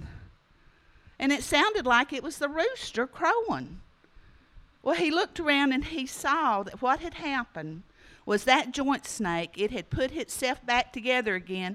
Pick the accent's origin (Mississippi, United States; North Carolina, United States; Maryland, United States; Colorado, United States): North Carolina, United States; Smoky Mountains of; I grew up down in the Smoky Mountains of North Carolina